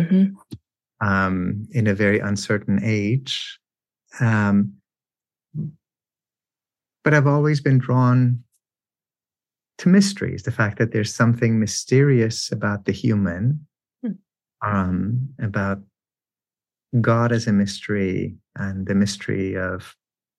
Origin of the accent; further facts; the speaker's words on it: Iran; moved away; I grew up in Iran in a context where men compose and recite love poetry